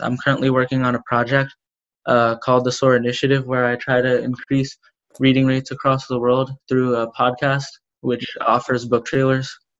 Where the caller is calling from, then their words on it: Pennsylvania, United States; I'm calling from Pennsylvania in the United States